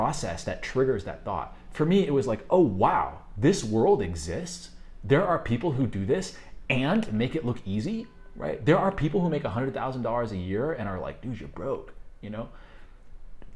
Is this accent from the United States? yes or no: yes; just outside of Chicago, Illinois, United States; moved away; also born or lived in New York, United States / Colombia; I grew up just outside of Chicago, very economically depressed